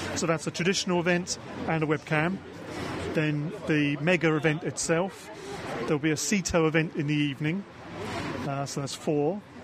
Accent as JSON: {"language": "English", "town": "Aylesbury", "region": "South East England", "country": "United Kingdom", "said": "a little village, a town called Aylesbury."}